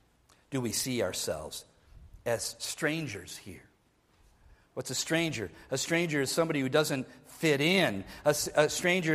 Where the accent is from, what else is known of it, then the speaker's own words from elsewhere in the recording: Minnesota, United States; I was born in Minnesota